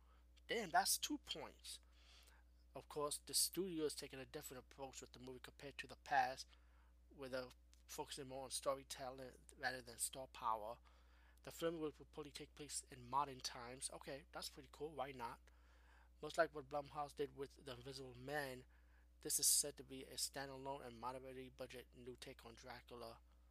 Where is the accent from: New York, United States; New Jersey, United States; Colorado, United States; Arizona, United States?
New York, United States; Bronx; I'm from the Bronx, but, you know, Brooklyn and Bronx, we the same.